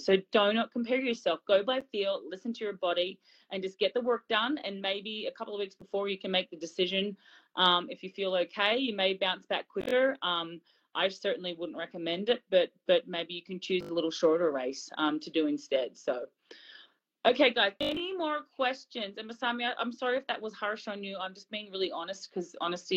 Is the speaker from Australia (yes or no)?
yes; Australia; I'm Aussie